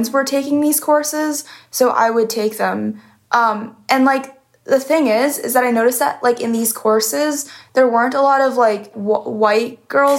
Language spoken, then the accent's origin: English; San Jose, California, United States; moved away as an adult; now in Chicago, United States; I'm from San Jose